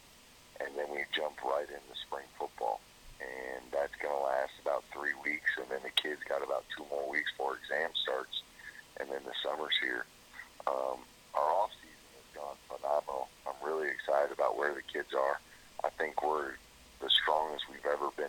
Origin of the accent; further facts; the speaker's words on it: South Florida, United States; moved away; I was from South Florida